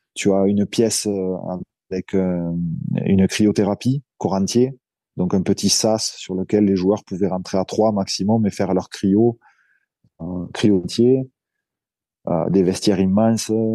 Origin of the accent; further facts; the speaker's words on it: Narbonne, Occitania, France; also born or lived in Bordeaux / Montpellier; d'où je viens, c'est-à-dire le, le, sud de la France, du côté de Narbonne